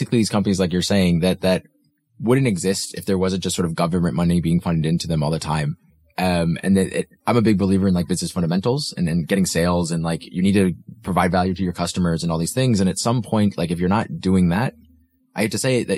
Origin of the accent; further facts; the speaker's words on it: United States; now in Denmark; I'm from the States